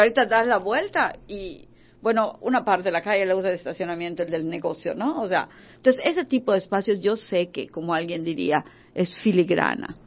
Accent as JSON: {"language": "Spanish", "region": "Yucatán", "country": "Mexico", "said": "nos tomamos como mexicanos y como yucatecos"}